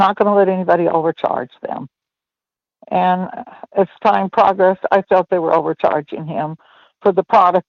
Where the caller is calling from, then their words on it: Culver City, California, United States; California, from Culver City, California.